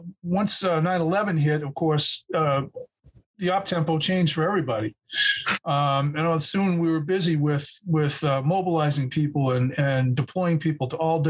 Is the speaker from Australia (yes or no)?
no; Burlington, Massachusetts, United States; growing up in Burlington, Massachusetts, where I grew up